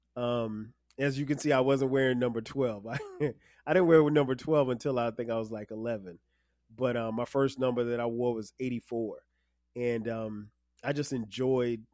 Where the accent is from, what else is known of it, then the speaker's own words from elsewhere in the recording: Florence, South Carolina, United States; moved away as an adult; also born or lived in Newark, New Jersey / Orangeburg, South Carolina; I was born in Newark, New Jersey. Um, I'm from South Carolina, but I was born in New Jersey